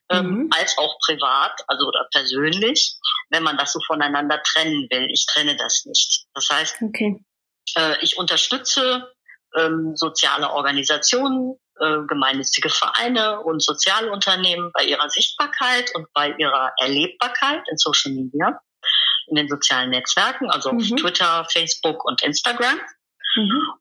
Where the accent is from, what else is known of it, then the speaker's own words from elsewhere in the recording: Rhineland, Germany; Ich komme aus dem Rheinland und hier im Rheinland sagt man eigentlich zu allem, was man nicht genau erklären oder erfassen kann oder definieren kann, Gedöns.